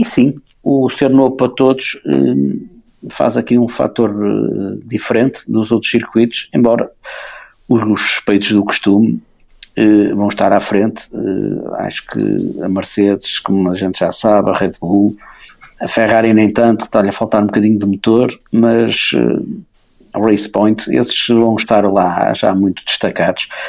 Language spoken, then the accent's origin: Portuguese; Porto, Norte, Portugal; eu nasci no Porto, sou do Porto, vivo na Foz